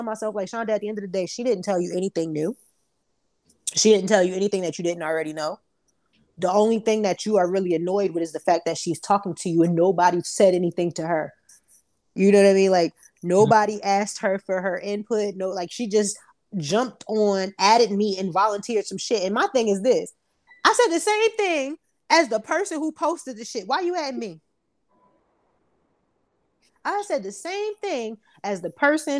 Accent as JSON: {"language": "English", "town": "Newark", "region": "New Jersey", "country": "United States", "said": "I'm from Newark"}